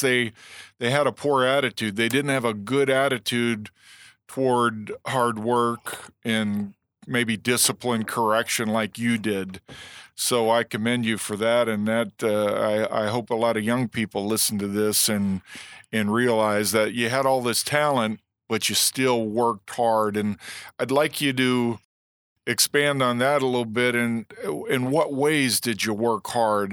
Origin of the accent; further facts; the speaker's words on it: Momence, Illinois, United States; I'm from Momentz, Illinois